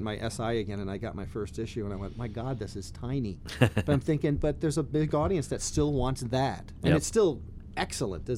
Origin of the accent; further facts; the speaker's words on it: New Jersey, United States; I grew up in New Jersey